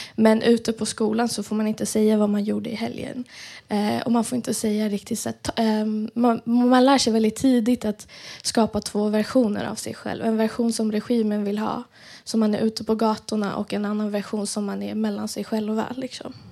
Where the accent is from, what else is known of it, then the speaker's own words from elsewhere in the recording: Iran; moved away; vi alla som tillhör diasporan, alltså är utanför Iran